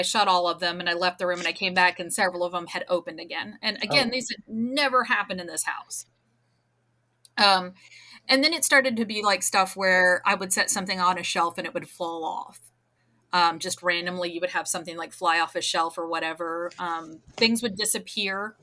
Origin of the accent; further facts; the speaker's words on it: New Jersey, United States; I grew up in New Jersey